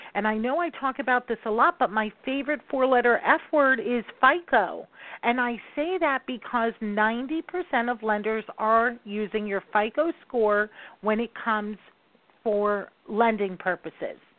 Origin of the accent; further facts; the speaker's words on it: New York, United States; I am a New Yorker. I talk fast